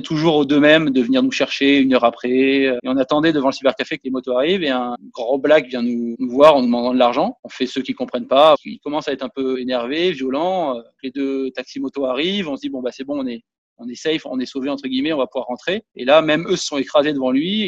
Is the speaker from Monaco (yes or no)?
yes; Monaco; chez moi à Monaco